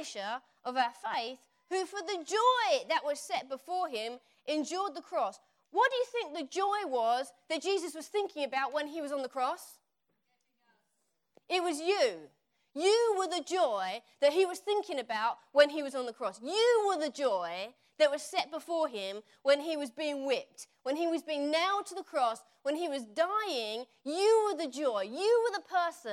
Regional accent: Essex, East of England, United Kingdom; accent: Essex; moved away as an adult; now in United States; when I come back here, my Essex accent comes out

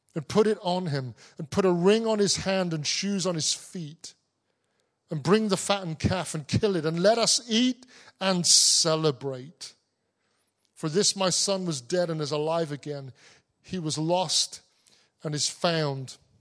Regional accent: Cornwall, South West England, United Kingdom; I grew up in Cornwall. I'm a Cornish man.

